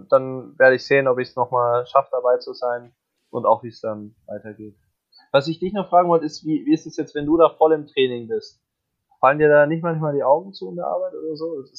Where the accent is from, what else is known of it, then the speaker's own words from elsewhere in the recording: Augsburg, Bavaria, Germany; born there; Ich bin ja gebürtiger Augsburger